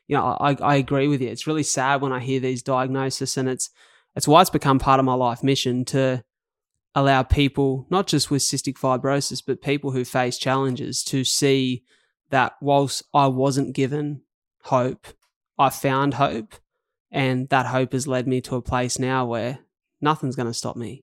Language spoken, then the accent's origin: English; Wollongong, New South Wales, Australia; I grew up in paradise on earth. Um, to other people. That's called Wollongong